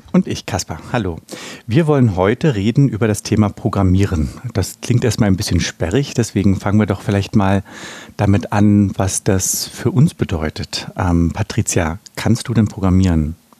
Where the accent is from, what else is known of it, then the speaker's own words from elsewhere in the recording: Berlin, Germany; Ich bin ja in der DDR aufgewachsen